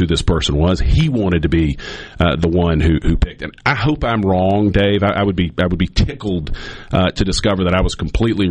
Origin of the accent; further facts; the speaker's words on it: Jackson, Mississippi, United States; I was born in Jackson. I still live in Jackson